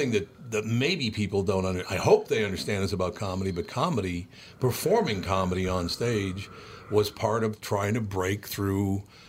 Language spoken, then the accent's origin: English; Minneapolis, Minnesota, United States; I was talking to Steve about growing up in North Minneapolis and how much I loved it and, you know, with all these different cultures.